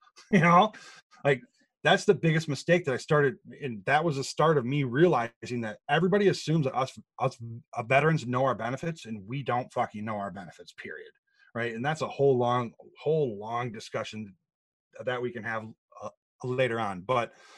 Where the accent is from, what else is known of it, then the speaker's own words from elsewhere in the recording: Grand Rapids, Michigan, United States; born and raised in Grand Rapids, um, uh, Michigan